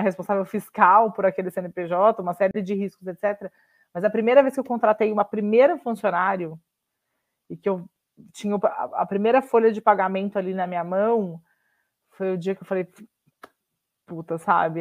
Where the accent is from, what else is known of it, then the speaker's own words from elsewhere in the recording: Minas Gerais, Brazil; sou mineira e advogada de formação